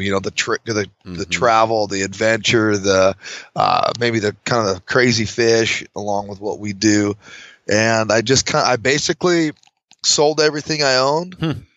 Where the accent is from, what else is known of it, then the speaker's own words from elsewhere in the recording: Fallon, Nevada, United States; I'm from northern Nevada, a little town called Fallon. So born and raised